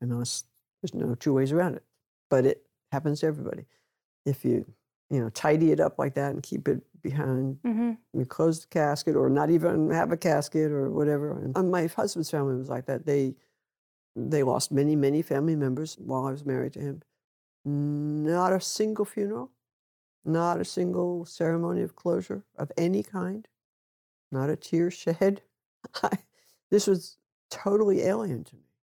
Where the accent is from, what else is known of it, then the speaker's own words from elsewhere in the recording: New York City, New York, United States; I grew up in a European environment. New York was mostly European back then. And of course, my family was Polish.